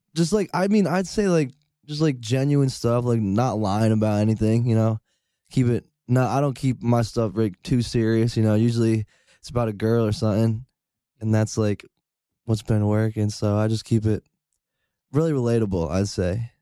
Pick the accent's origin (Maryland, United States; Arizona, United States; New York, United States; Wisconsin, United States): New York, United States; Rotterdam; Rotterdam, New York.